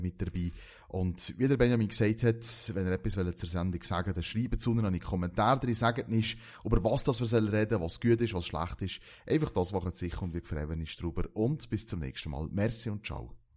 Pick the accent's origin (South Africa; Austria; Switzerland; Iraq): Switzerland; Valais; accent: Walliser Deutsch; das ist auf Walliser Deutsch, das ist mein, äh, mein Dialekt